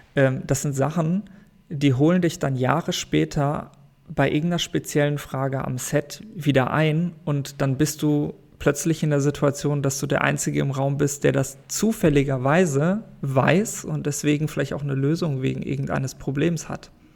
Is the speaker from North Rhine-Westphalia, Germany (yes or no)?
yes; Sauerland, North Rhine-Westphalia, Germany; also born or lived in Paderborn; Ursprünglich komme ich aus dem Sauerland. Mhm. Tatsächlich. Dort bin ich in einem kleinen Dorf